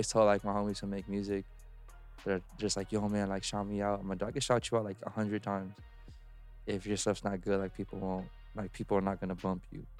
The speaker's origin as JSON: {"language": "English", "town": "Covina", "region": "California", "country": "United States", "tie": "born or raised there", "said": "I grew up in Covina"}